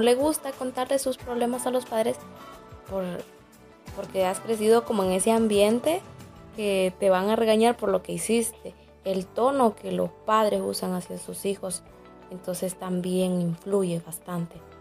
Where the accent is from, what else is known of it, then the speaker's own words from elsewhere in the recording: Jesús de Otoro, Intibucá, Honduras; moved away as an adult; now in La Esperanza, Honduras; Soy eh, originaria de Jesús de Otoro